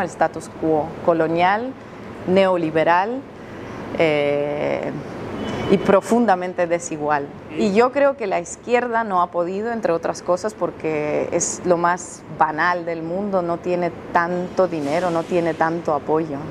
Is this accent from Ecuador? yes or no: no; Russia; Yo soy rusa